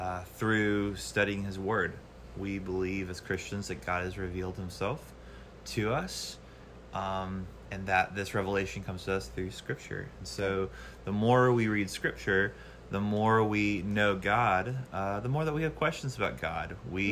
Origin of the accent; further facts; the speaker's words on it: Niceville, Florida, United States; moved away as an adult; now in New Orleans, United States; I'm originally from the Panhandle, Florida. {S1} Okay. {S2} Niceville, Florida, which is close to Destin. I moved here to New Orleans back in 2011 to come to school.